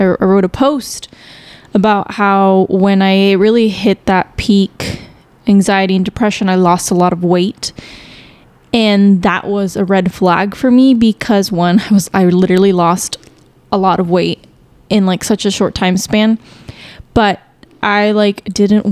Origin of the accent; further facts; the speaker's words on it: Chicago, Illinois, United States; also born or lived in Houston, Texas / Stillwater, Oklahoma; now in Dallas-Fort Worth, United States; I was born in Chicago, but, the areas that we lived in were very minority based